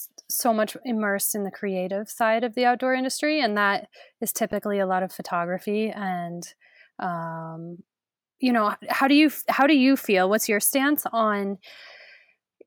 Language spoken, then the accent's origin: English; Colorado, United States; now in Montana, United States; growing up in Colorado